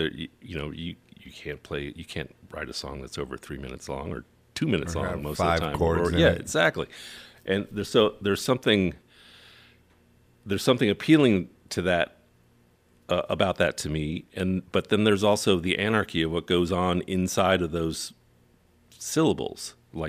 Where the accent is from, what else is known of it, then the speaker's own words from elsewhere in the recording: Phoenix, Arizona, United States; also born or lived in Beaufort, South Carolina / New Zealand; now in Seattle, United States; So I lived all over the world, and eventually settling down in Phoenix to spend my formative years before moving to Seattle.